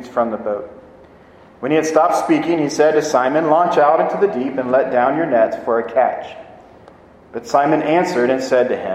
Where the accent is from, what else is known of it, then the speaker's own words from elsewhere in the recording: South Texas, United States; I grew up in South Texas